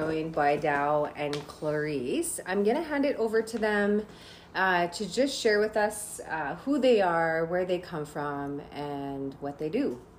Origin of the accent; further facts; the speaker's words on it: Saddle Lake Cree Nation, Alberta, Canada; I'm from Sally Cree Nation